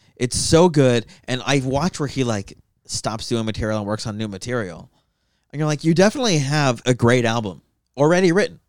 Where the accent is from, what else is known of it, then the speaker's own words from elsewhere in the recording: Tucson, Arizona, United States; I'm just from Tucson.